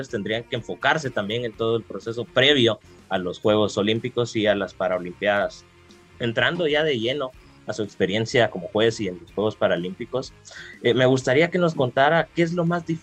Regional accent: Guatemala; muchas veces uno como guatemalteco, uno podría decir

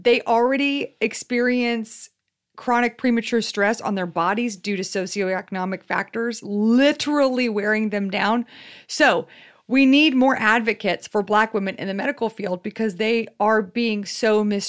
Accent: the South, United States; We're from the South.

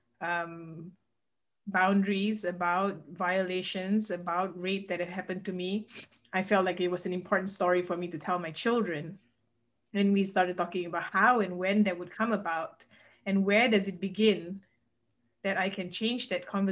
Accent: Malaysia; now in Lexington, United States; I was born and raised in Malaysia, and that's where I'm from, but now I live in Lexington, Kentucky

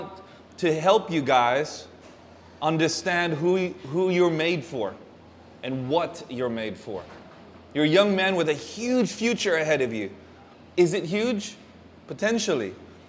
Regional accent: Davao City, Davao Region, Philippines; moved away; I'm half Filipino, half American. I was born in San Pedro Hospital. Kung mama is Pinay, kung papa is Americano, so I'm a mocha latte. So I'm just like you guys. I'm a Dabawenyujud. I was born here, but I left.

